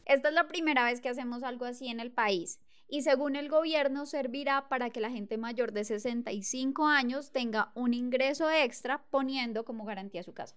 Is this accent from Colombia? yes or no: yes; Colombia; como buenos colombianos